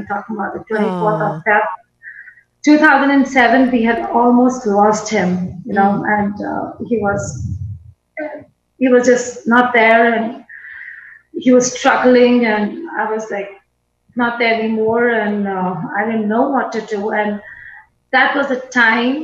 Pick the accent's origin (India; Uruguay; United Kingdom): India; New Delhi, Delhi; I was born in Delhi, New Delhi